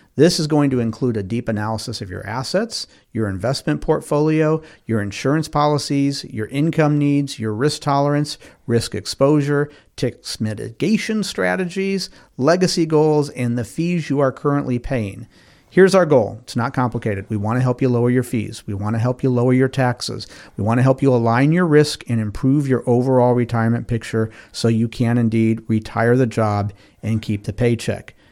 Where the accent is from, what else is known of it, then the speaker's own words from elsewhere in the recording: Winston-Salem, North Carolina, United States; Winston-Salem, my hometown here.